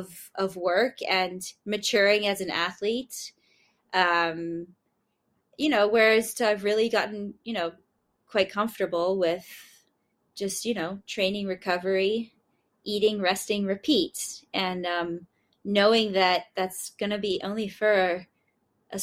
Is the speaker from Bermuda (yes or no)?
yes; Bermuda; I'm from Bermuda